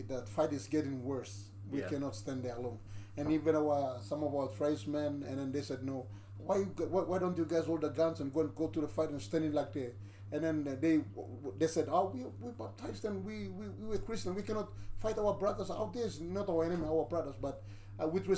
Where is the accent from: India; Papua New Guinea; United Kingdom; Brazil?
Papua New Guinea; Southern Highlands; now in Mount Hagen, Papua New Guinea; I'm from Southern Islands